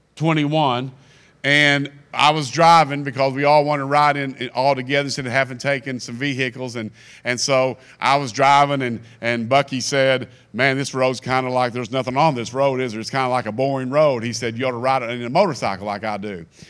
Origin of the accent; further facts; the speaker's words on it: Kentucky, United States; I'm from Kentucky